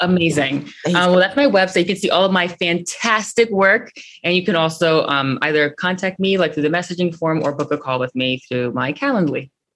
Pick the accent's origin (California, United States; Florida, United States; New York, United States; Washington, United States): New York, United States; New York City; I was born and raised in Brooklyn